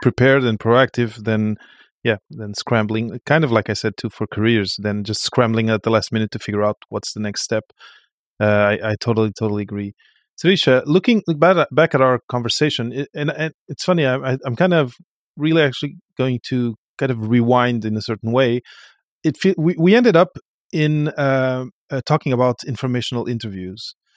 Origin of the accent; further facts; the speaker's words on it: Portugal; moved away; I come from Portugal